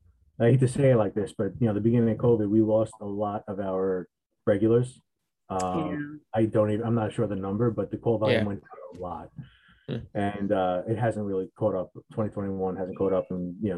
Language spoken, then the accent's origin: English; Terryville, New York, United States; Terryville, my hometown where I was born and raised